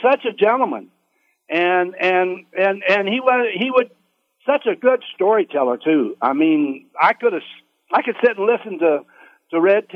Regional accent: United States; also born or lived in Kansas City; I grew up in the Kansas City area in a little farming community southeast there

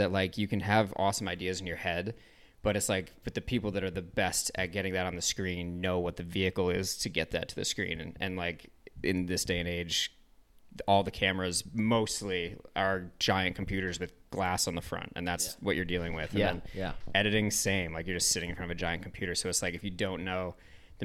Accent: Ann Arbor, Michigan, United States; I grew up in Ann Arbor, Michigan

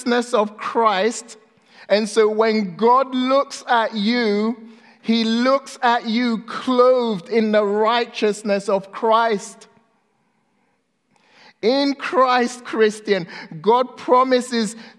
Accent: Ghana; I was born in Ghana, West Africa. When I was 2 years old, my mom left Ghana because she got a visa to the UK and moved there. And so I was left with my grandma.

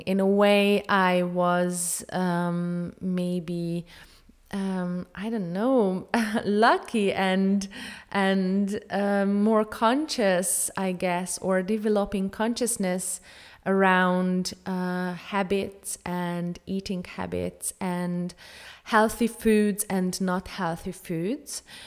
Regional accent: Hungary; I am from Hungary. I have grown up on a traditional Hungarian diet

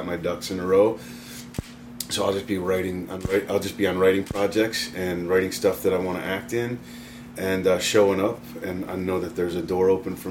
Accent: Texas, United States; moved away; also born or lived in Seattle; I grew up mostly in Texas

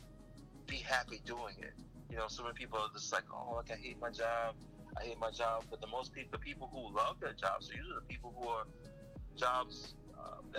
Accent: New Orleans, Louisiana, United States; I grew up in New Orleans where there was art all around me

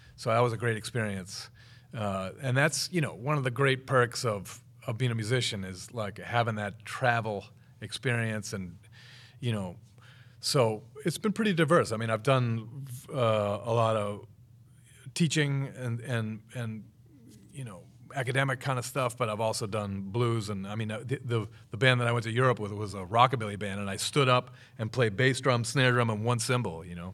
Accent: Wakefield, Massachusetts, United States; moved away as an adult; also born or lived in Rhode Island / Somerville, Massachusetts / Boston; now in Chula Vista, United States; I was born in Rhode Island, actually, but I mean, I, I lived, I grew up in Wakefield, Mass

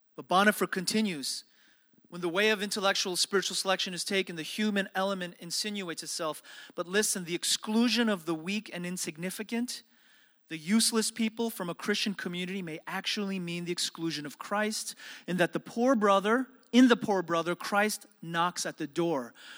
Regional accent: New York City, New York, United States; growing up in New York City

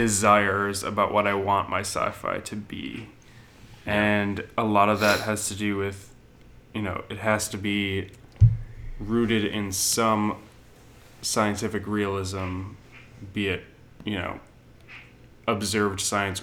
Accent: New Zealand; I'm a Kiwi.

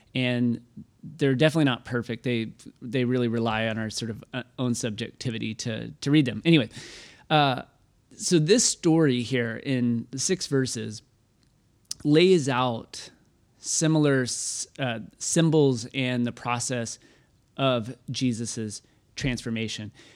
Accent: Waco, Texas, United States; I'm from Waco, so I got made fun of all the time growing up being from Waco

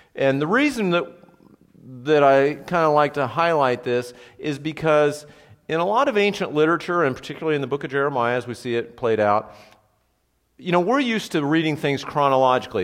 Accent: United States; I love my country. I'm thankful that I live here

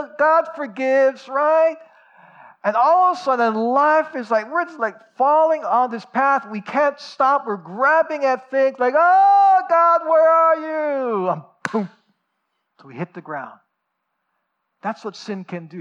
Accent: United States; as American Christians here in North America

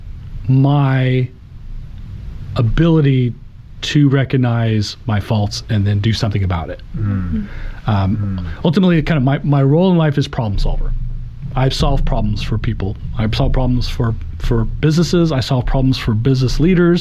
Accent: Oklahoma, United States; I'm an Oklahoma born and bred. I love the state. I love, you know, I grew up in UConn, not far away, but I've lived in Oklahoma City longer than I've lived there.

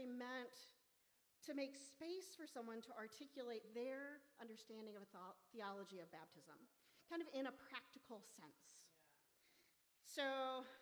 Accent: Memphis, Tennessee, United States; moved away as an adult; also born or lived in Ann Arbor, Michigan; now in St. Paul, United States; I'm from Memphis.

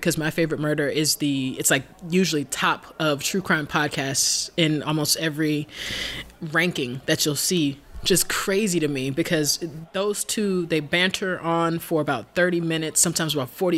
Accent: Alabama, United States; Alabama being my home state

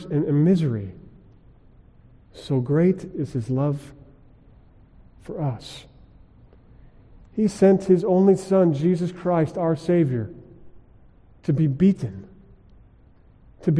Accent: Colorado, United States; Growing up in Colorado, we went skiing a lot.

